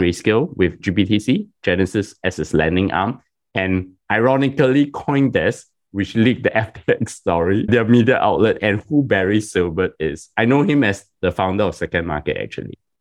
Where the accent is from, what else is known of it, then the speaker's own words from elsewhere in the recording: Singapore; I'm Singaporean and it's my country's sovereign wealth fund